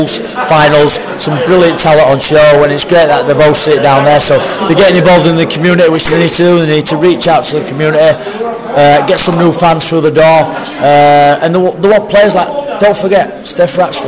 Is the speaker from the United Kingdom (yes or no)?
yes; Castleford, Yorkshire and the Humber, United Kingdom; Casper Tigers, my hometown club